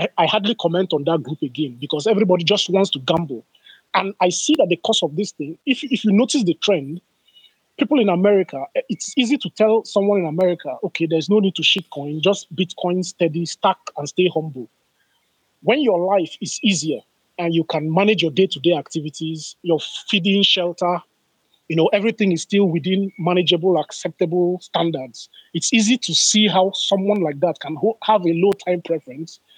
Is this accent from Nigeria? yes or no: yes; Nigeria; I am a Nigerian